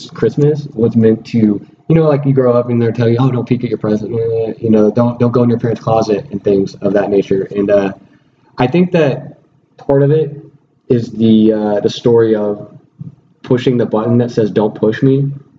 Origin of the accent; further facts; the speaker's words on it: Missouri, United States; I'm from Missouri, show me.